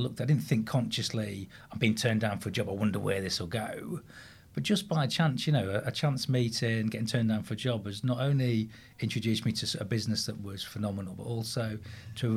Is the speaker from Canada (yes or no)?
no; Grimsby, Yorkshire and the Humber, United Kingdom; born or raised there